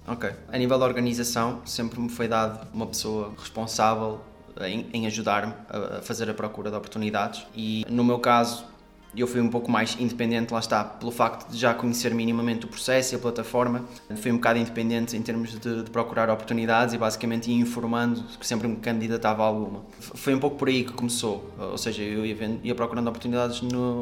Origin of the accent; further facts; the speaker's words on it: Porto, Norte, Portugal; sou daqui do Porto